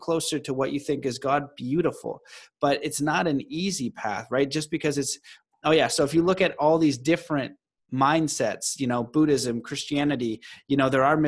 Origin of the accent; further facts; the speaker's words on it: Canada; I'm Canadian